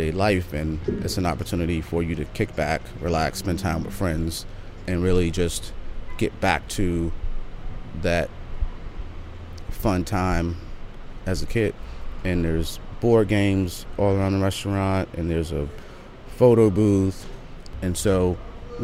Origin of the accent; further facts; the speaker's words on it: Washington, District of Columbia, United States; I grew up in Dingwood in Northeast.